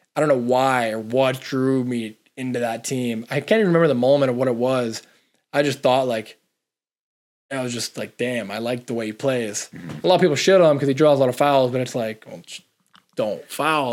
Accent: Toronto, Ontario, Canada; this is Toronto. It's my hometown, like the city

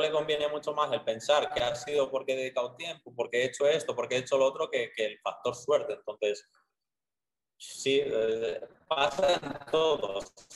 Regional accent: Soria, Castile and León, Spain; moved away as an adult; now in Medellín, Colombia; soy de Soria, pero de un pueblo súper pequeño. O sea, mi pueblo es de 150 habitantes.

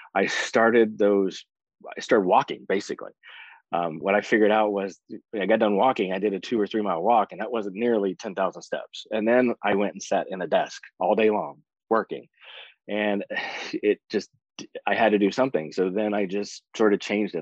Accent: West Virginia, United States; now in Florida, United States; I am originally from West Virginia. I moved to Florida in the early 90s, been down there since.

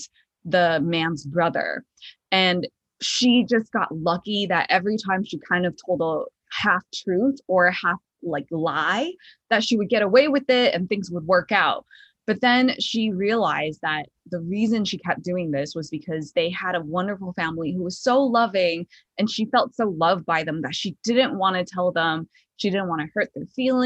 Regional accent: Chicago, Illinois, United States; moved away; I'm from Chicago

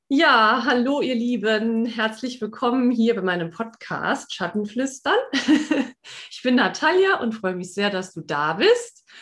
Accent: Saarland, Germany; weil wir auch schon allein schon aus dem Saarland kommen, ne? wir sind ja Saarländerin

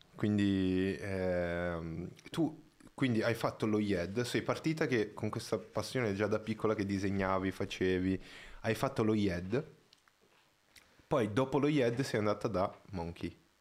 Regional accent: Brazil; moved away; io sono brasiliano

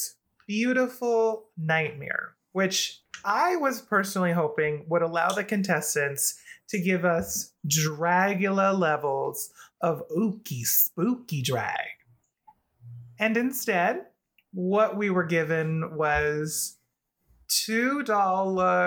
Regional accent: Philippines; a fellow Filipina woman

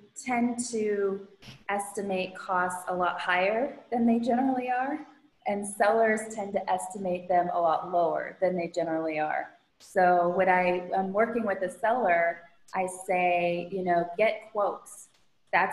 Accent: Midwest, United States; now in Florida, United States; I grew up in the Midwest

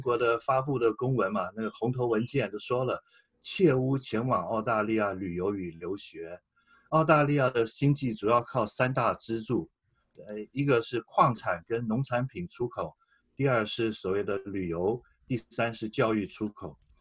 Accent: Taiwan; moved away as an adult; now in Australia; 我是台湾来的中国人

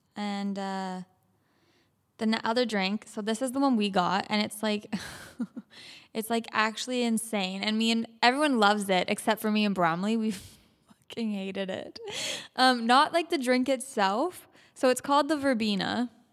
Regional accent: Canada; We're from Canada

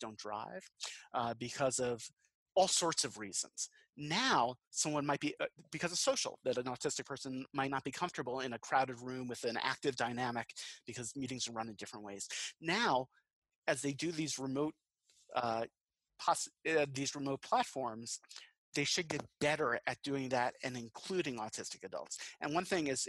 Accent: Long Island, New York, United States; now in Western North Carolina, United States; I'm from Long Island originally in New York

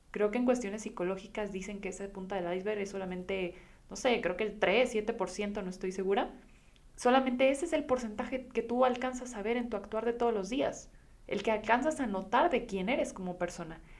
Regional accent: Guadalajara, Jalisco, Mexico; Hace unas semanas me escapé a La Paz yo soy de Guadalajara y pues esta la verdad es que para mí resulta una ciudad bastante acelerada

